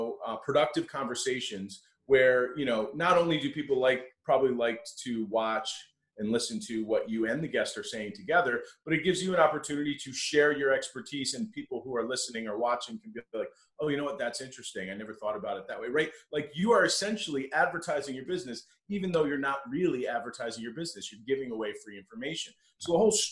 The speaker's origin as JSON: {"language": "English", "region": "Connecticut", "country": "United States", "tie": "born or raised there", "moved": "as an adult", "lives_now": "Buffalo, United States", "said": "I grew up in Connecticut, and I went to St. Bonaventure University, which is what brought me to Western New York"}